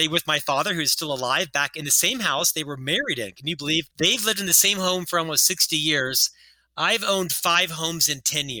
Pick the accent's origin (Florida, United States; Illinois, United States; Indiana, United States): Florida, United States; Orlando; I was raised in Central Florida in the 80s